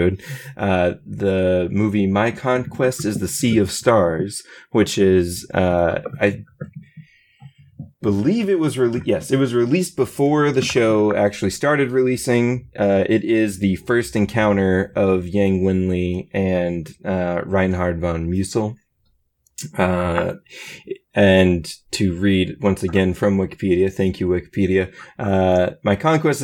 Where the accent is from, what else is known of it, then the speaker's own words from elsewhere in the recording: Georgia, United States; I'm from Georgia